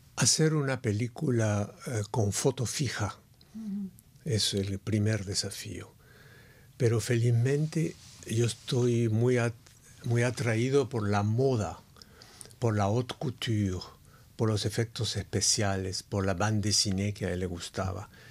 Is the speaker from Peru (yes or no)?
yes; Peru; moved away; vengo de un país que es indio. Entonces el Perú es, es, es un país fabuloso